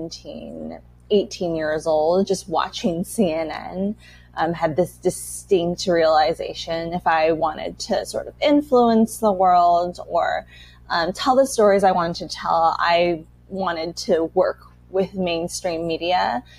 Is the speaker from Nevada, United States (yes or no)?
no; Los Angeles, California, United States; first language Chinese; moved away as an adult; also born or lived in New York; now in Taiwan; I am really from Los Angeles, California. That was where I was born, raised, spent most of my life. But now that I've been living in Asia full-time for 5 years, and I've been in Taiwan since 2020, I really identify more as Taiwanese American